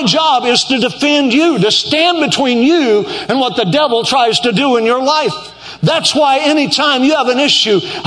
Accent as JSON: {"language": "English", "region": "Oklahoma", "country": "United States", "moved": "yes", "said": "I'm from Oklahoma"}